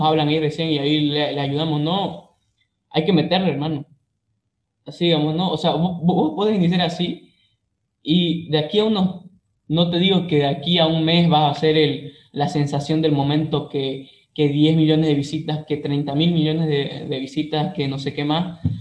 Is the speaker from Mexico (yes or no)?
no; Santa Cruz de la Sierra, Santa Cruz, Bolivia; yo soy de Santa Cruz, Bolivia